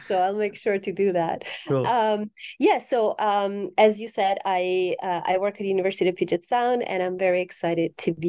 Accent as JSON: {"language": "English", "country": "Italy", "said": "I'm originally from Italy, so I correspond to the stereotype of the passionate Italian."}